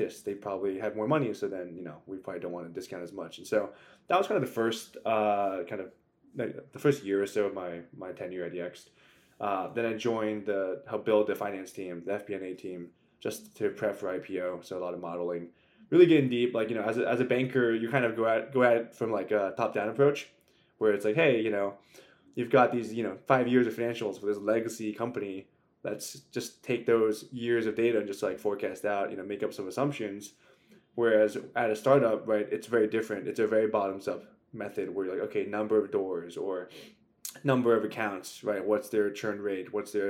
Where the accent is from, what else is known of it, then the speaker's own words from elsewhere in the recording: Maryland, United States; moved away as an adult; also born or lived in Virginia; now in New York, United States; I'm from Maryland